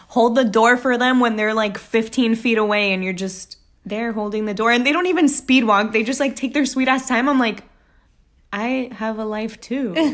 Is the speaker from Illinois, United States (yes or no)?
no; Texas, United States; now in New York, United States; I'm from Texas